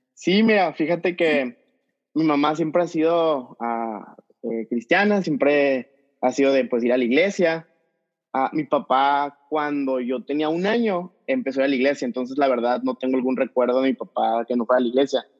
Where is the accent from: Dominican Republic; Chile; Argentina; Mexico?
Mexico; Mexico City; moved away as an adult; also born or lived in El Paso, Texas; now in Tijuana, Mexico; soy de la Ciudad de México, nomás que vivo ahorita en Tijuana